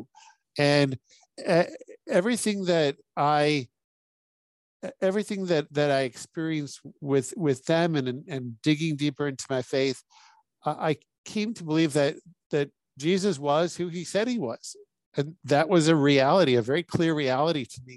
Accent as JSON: {"language": "English", "town": "Humboldt", "region": "Saskatchewan", "country": "Canada", "tie": "born or raised there", "said": "Born and raised in Humboldt, Saskatchewan"}